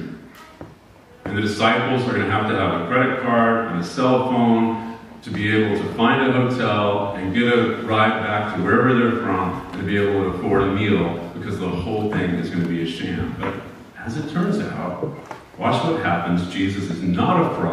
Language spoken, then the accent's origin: English; United States